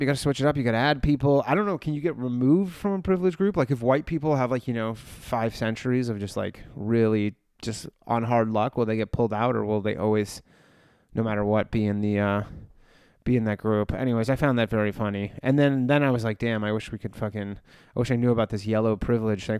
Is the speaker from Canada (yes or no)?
yes; Canada; now in New York, United States; I grew up in Canada. I live in New York.